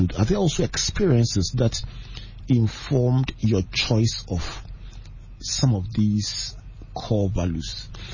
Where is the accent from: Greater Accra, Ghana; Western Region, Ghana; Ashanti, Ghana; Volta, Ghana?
Western Region, Ghana; Takoradi; I grew up in Tadi